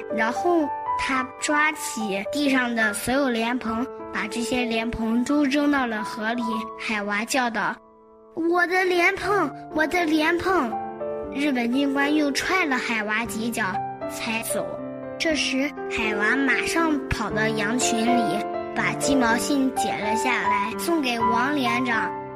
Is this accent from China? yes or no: yes; China; 我们中国人